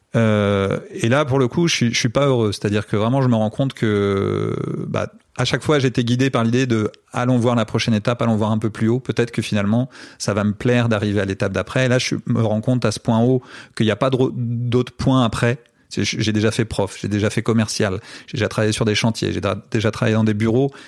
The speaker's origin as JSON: {"language": "French", "country": "France", "also_born_or_lived": "Brazil", "moved": "yes", "said": "je viens de France"}